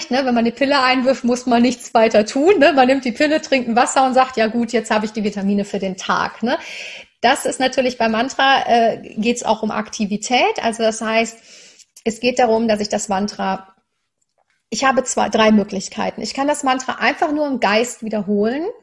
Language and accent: German; Cologne, North Rhine-Westphalia, Germany; Ich bin in Köln aufgewachsen, sehr katholisch, habe aber wirklich eine ganz tolle Erfahrung gemacht.